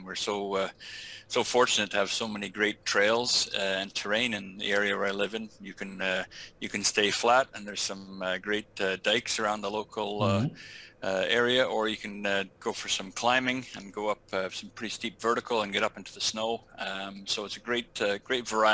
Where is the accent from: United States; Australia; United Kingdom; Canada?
Canada; Mississauga, Ontario; moved away as an adult; also born or lived in New Brunswick / Argentina; now in Maple Ridge, Canada; I grew up originally in Mississauga, near Toronto